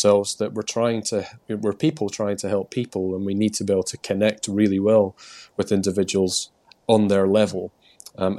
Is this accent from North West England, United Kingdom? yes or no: no; Scotland, United Kingdom; accent: Scottish; moved away as an adult; now in England; I've still retained my Scottish accent somehow. I've lived in England now for like 20 years